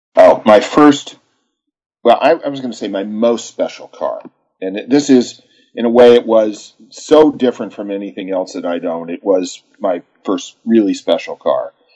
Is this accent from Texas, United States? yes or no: yes; Texas, United States; as a boy, I grew up in Texas